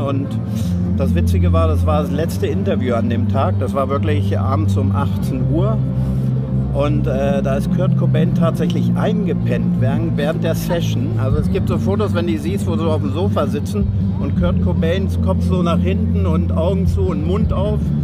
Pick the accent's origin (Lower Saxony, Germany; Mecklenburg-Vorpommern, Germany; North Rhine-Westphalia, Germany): Lower Saxony, Germany; Springe; moved away as an adult; also born or lived in London; Ich komme aus Springe bei Hannover